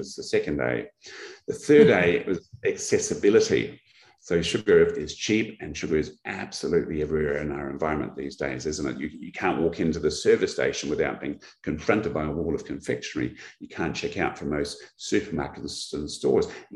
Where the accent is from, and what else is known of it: Australia